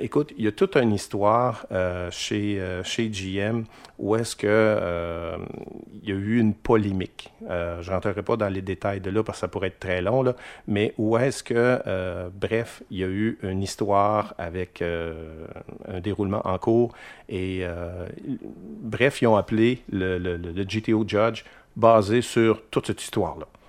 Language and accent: French; Quebec City, Quebec, Canada; je viens de Limoilou